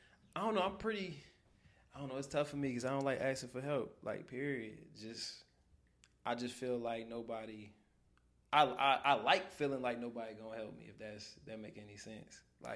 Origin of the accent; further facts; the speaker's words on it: Detroit, Michigan, United States; I'm from Detroit, by the way.